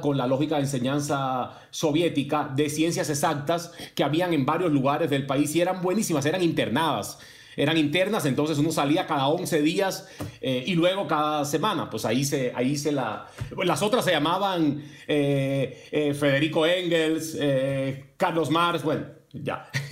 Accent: Cuba; moved away as an adult; now in Mexico; yo estudié Derecho en la Universidad de La Habana, hice toda mi, mi pues, educación previa en Cuba

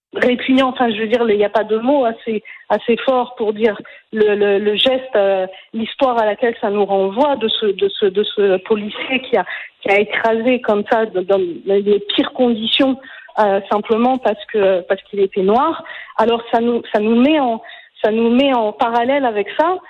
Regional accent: France; moved away as an adult; also born or lived in Quebec; now in Israel; j'ai quitté la France, j'ai pas quitté le Québec, j'ai décidé de m'installer en Israël

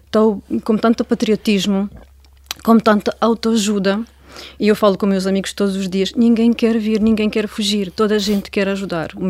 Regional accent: Ukraine; now in Portugal; Eu, eu gostava de visitar a minha terra anualmente.

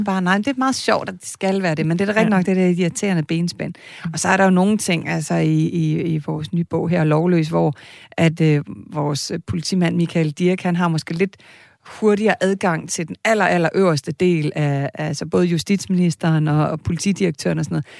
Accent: Kalundborg, Zealand, Denmark; Jeg er fra Kalundborg

